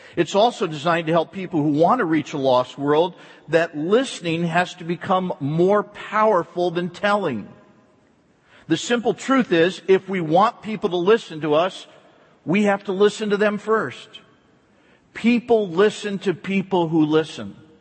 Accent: East Coast, United States; moved away; I was raised back on the East Coast

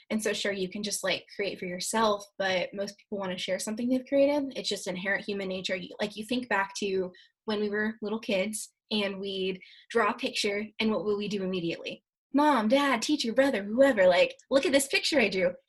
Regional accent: Joliet, Illinois, United States; born there; now in Florida, United States; I was born in Joliet, Illinois.

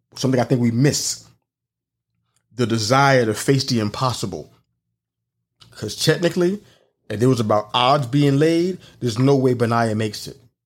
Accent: New York City, New York, United States; moved away; I come from New York City

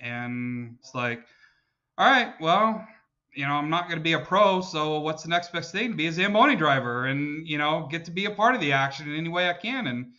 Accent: Dallas, Texas, United States; I grew up here in Dallas-Fort Worth

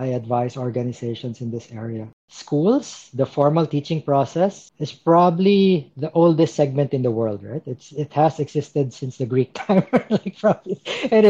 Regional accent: Philippines; moved away as an adult; also born or lived in Myanmar / Manila / Thailand; I'm originally from the Philippines

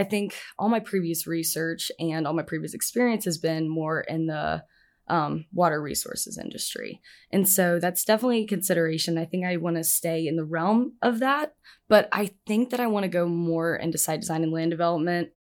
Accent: Nashville, Tennessee, United States; moved away as an adult; now in Auburn, United States; I'm from Nashville, Tennessee

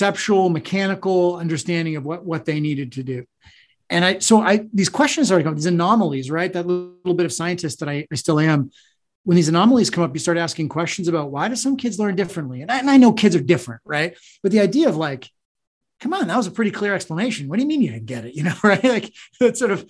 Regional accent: New England, United States; I'm a kid from New England

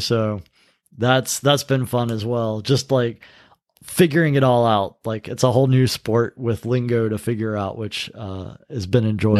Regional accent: North Carolina, United States; North Carolina

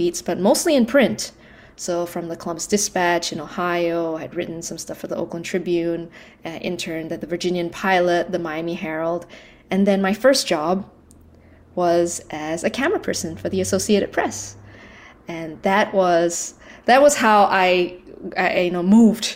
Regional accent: Malaysia; I was born and raised in Malaysia.

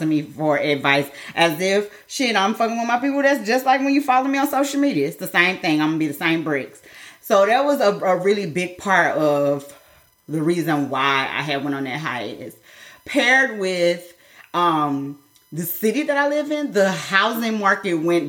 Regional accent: Midwest, United States; I'm from the Midwest

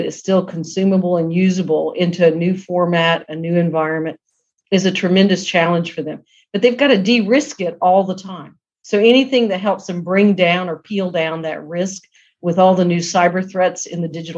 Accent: South Georgia, United States; I came from the South, grew up in South Georgia, and we're very scrappy people

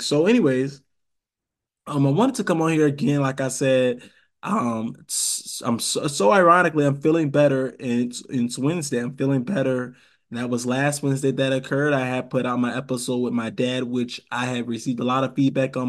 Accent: Rochester, New York, United States; also born or lived in Savannah, Georgia; now in Atlanta, United States; I'm from Rochester, New York

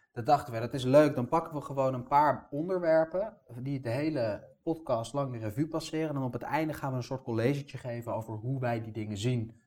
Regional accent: Amsterdam, North Holland, Netherlands; Ik ben gewoon in Amsterdam geboren

